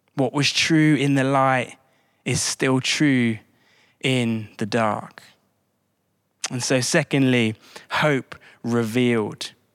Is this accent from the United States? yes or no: no; High Wycombe, South East England, United Kingdom; Wickham Wanderers, my hometown team